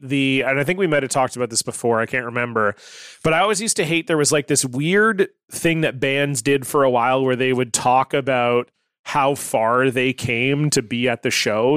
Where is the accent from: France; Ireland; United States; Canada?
Canada; as a Canadian with a bilingual French background